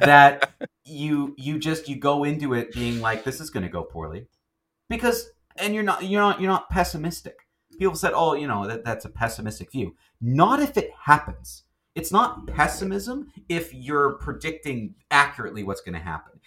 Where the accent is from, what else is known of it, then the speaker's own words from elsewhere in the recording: Canada; we're Canadian